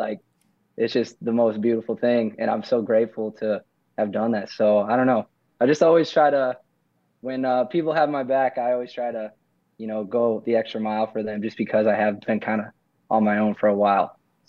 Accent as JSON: {"language": "English", "region": "Ohio", "country": "United States", "tie": "born or raised there", "said": "Like, I grew up in Ohio, and my dad passed away."}